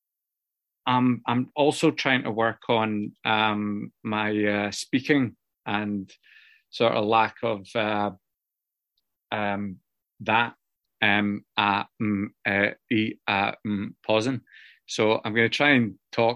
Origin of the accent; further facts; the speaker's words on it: Scotland, United Kingdom; now in Newcastle, United Kingdom; Where I grew up in Scotland, a wee village, and it's a working class village